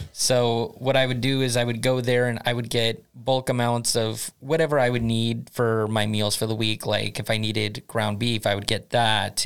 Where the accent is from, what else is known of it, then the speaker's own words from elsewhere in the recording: United States; moved away as an adult; now in Sweden; I come from the United States originally